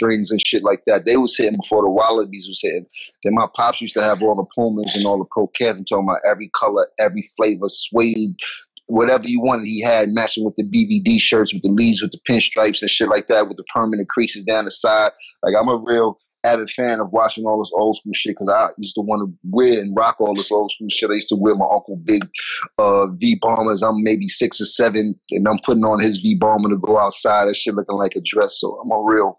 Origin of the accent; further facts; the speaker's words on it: New York City, New York, United States; I'm from Harlem